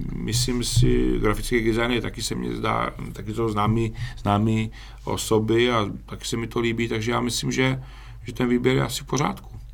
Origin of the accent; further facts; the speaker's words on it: Czechia; my si podle mě obecně jako Češi